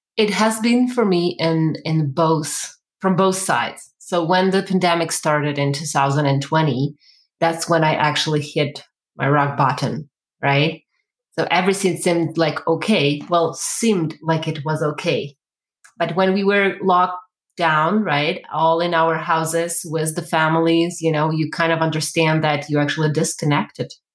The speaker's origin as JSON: {"language": "English", "country": "Ukraine", "tie": "born or raised there", "moved": "yes", "lives_now": "Calgary, Canada", "said": "originally, I am from Ukraine. So I actually was raised and born in the one of the most socialist communities in the world."}